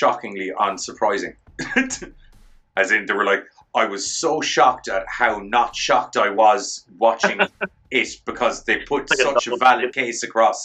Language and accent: English; Ireland; I'm Irish